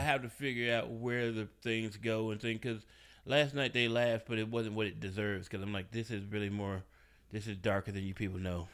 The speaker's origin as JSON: {"language": "English", "town": "Memphis", "region": "Tennessee", "country": "United States", "tie": "born or raised there", "said": "my hometown"}